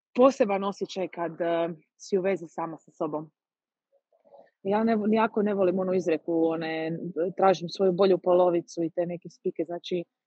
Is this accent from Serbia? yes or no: no; Croatia; kod nas u Hrvatskoj